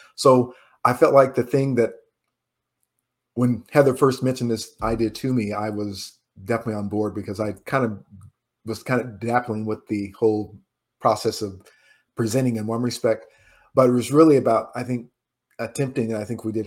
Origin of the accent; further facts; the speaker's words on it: Indiana, United States; moved away; also born or lived in New York; I'm from Indiana